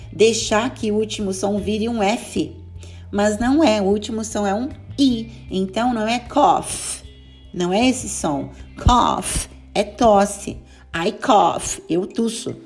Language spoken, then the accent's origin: Portuguese; Brazil; Nós que somos brasileiros costumamos colocar aquela extra vowel